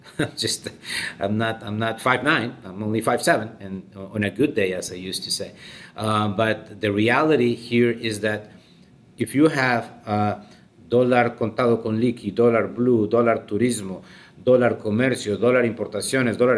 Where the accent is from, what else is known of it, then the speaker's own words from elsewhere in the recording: Colombia; my home country, Colombia